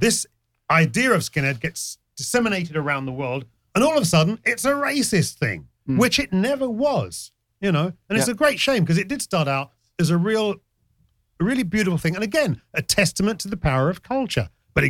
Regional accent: Jamaica; Hell yeah! I'm a Jamaican. Style is in our DNA. And it's not only being a Jamaican, it's a working class thing.

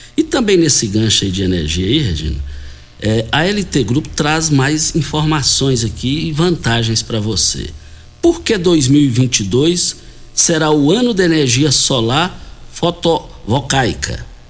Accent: Rio Verde, Goiás, Brazil; Nós fomos criados juntos ali, é, no Bandeirantes

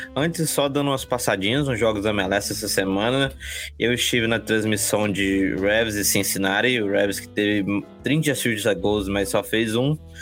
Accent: Brazil; now in Boston, United States; como brasileiro

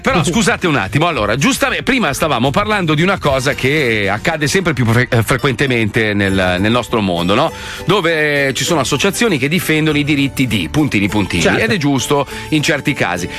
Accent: Italy; io sono italiano, io parlo male del mio paese perché lo conosco

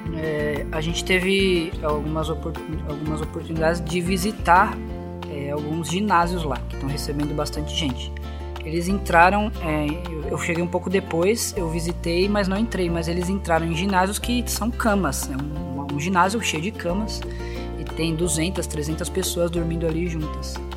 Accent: São Paulo, Brazil; moved away as an adult; also born or lived in Campina Grande; eu, como paulista

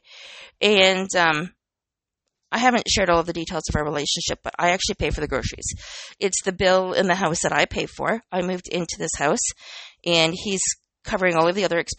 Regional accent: Canada; I'm Canadian

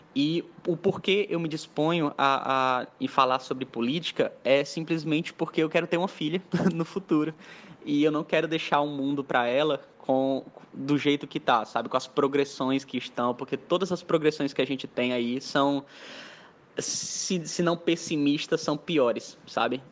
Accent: Mossoró, Rio Grande do Norte, Brazil; also born or lived in Caucaia, Ceará; eu sou lá de Calcaia, é uma é uma praia no interior do Ceará, mas eu vim para cá, para Mossoró, com um ano de idade, então praticamente eu sou natural moçoroense

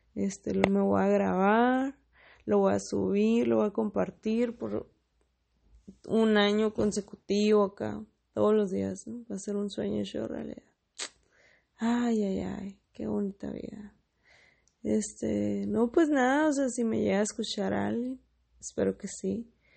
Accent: Mexicali, Baja California, Mexico; soy de Mexicali, la capital de Baja California

